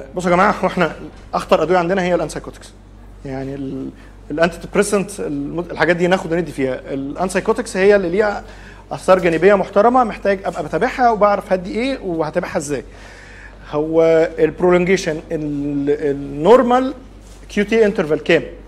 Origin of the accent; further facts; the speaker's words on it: Egypt; also born or lived in Saudi Arabia; عندنا في مصر